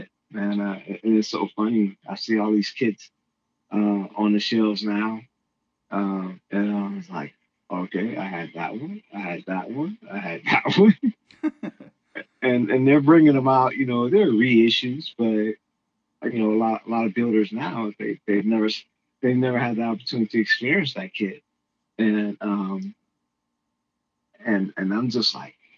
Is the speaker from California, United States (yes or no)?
yes; Compton, California, United States; I grew up in Compton